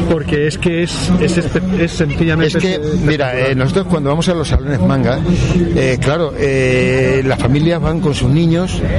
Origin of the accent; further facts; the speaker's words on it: Albacete, Castilla-La Mancha, Spain; Pues mira, venimos de Albacete.